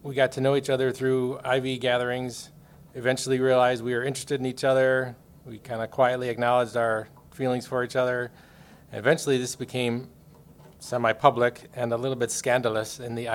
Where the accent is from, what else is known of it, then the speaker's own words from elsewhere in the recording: Greenfield, Wisconsin, United States; I was born in Greenfield, Wisconsin in 1973. Greenfield is a suburb of Milwaukee. So yes, I'm a proud cheesehead, although we didn't grow up as Packers fans